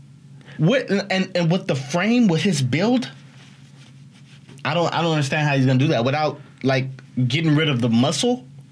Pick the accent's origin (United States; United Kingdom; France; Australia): United States; Alabama; But you know what? I'm from Alabama.